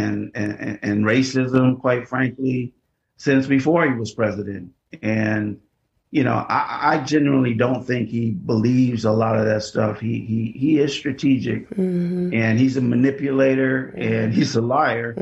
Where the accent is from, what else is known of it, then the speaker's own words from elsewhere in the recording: Chicago, Illinois, United States; I am born and raised in Chicago, in the city, south side of Chicago